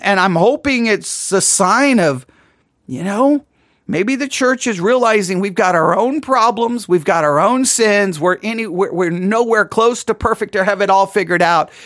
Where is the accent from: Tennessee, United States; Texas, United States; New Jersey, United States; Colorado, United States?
Texas, United States; West; accent: West Texas; My West, my West Texas accent, I think, is coming through there.